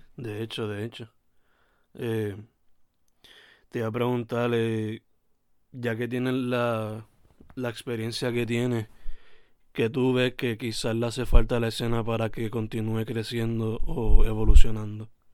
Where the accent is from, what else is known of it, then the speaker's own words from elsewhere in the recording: Sabana Grande, Puerto Rico; ambos somos de Sabana Grande